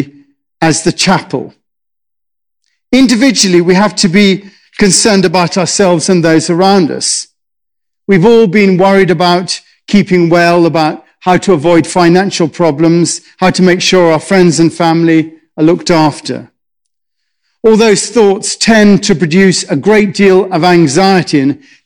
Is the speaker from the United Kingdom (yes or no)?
yes; England, United Kingdom; I'm English